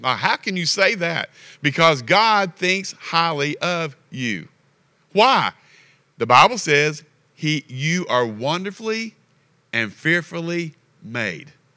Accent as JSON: {"language": "English", "region": "Kentucky", "country": "United States", "tie": "born or raised there", "said": "We're from Kentucky."}